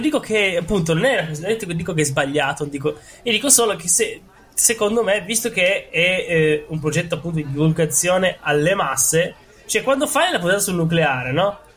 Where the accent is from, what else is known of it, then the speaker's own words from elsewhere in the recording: Rome, Lazio, Italy; sono romano